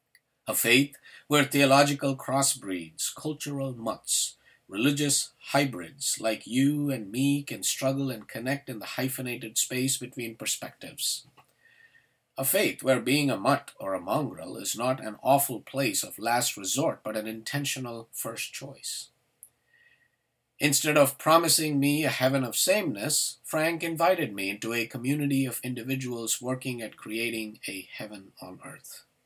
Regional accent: India; Growing up in India, I felt like a social outcast, a cultural hyphen, a religious hybrid.

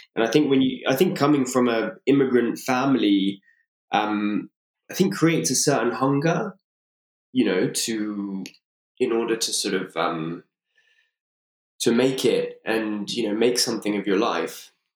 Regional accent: London, United Kingdom; born and raised in London.

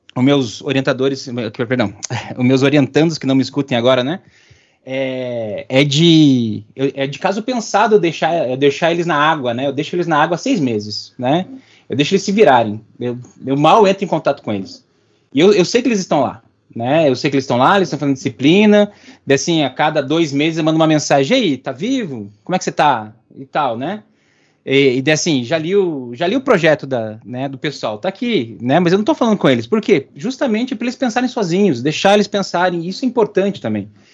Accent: Curitiba, Paraná, Brazil; Eu sou, sou de Curitibano

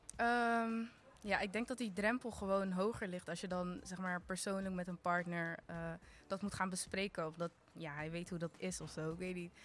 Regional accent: Rotterdam, South Holland, Netherlands; Ik ben 24 jaar en ik kom uit Rotterdam

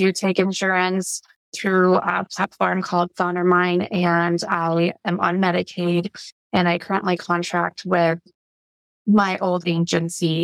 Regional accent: Colorado, United States; also born or lived in Pueblo, Colorado / Grand Junction, Colorado / Greeley, Colorado / Broomfield, Colorado; I was born in Pueblo and lived there and lived in Grand Junction, which is west of Colorado, west side

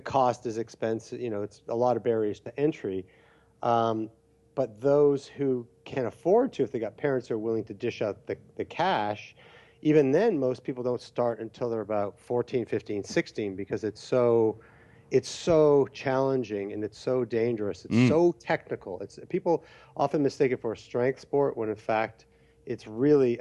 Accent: Canada; growing up in Canada, where it's cold

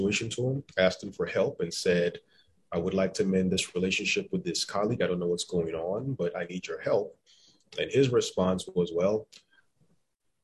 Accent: Cobb County, Atlanta, Georgia, United States; I grew up in Cobb County. I went to McEachern High School in Powder Springs

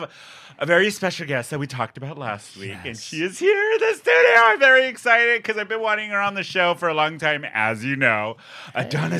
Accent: San Diego, California, United States; born or raised there

